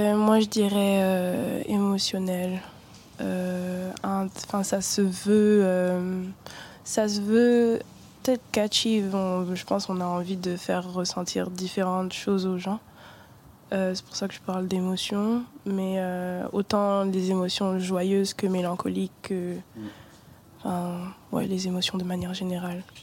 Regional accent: Douala, Littoral, Cameroon; moved away; also born or lived in Brittany; je suis née à Douala, donc près de la côte ouest d'Afrique centrale

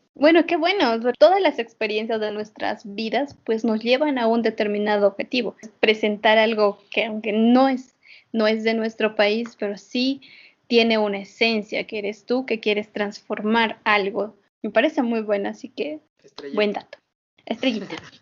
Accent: Bolivia; los bolivianos, como personas que todavía no, hemos han salido del confort de estar en Bolivia

